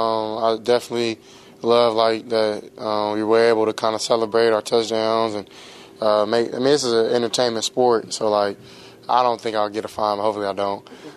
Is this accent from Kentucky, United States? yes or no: no; Southern California, United States; I'm from SoCal